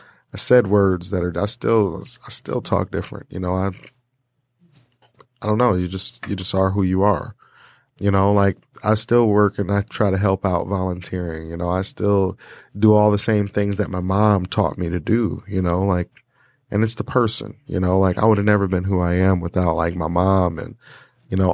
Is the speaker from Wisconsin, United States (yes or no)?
no; Portage, Michigan, United States; also born or lived in Kalamazoo, Michigan; I grew up in Kalamazoo, Michigan